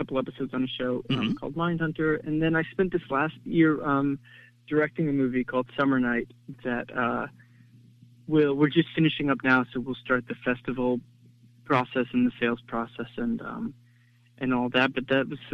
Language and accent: English; United States; I grew up just outside New York City in a town that was mostly